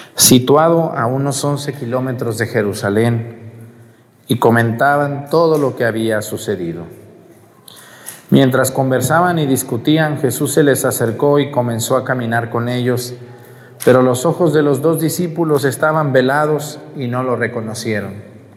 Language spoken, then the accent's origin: Spanish; Mexticacán, Jalisco, Mexico; moved away; en mi pueblo, en mesticacán